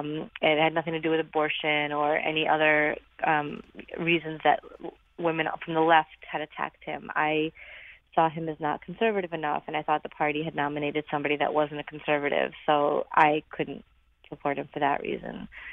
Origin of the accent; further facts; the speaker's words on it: Brooklyn, New York, United States; I grew up in Brooklyn, so being Republican was always kind of a challenge anyway.